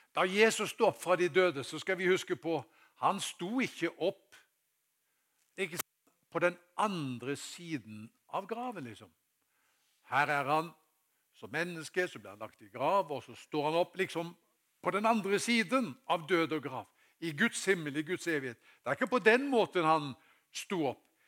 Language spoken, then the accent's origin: Norwegian; Haugesund, Rogaland, Norway; moved away; da jeg var guttunge, tilbake til den tida jeg var i, eh, hjemme i Haugesund.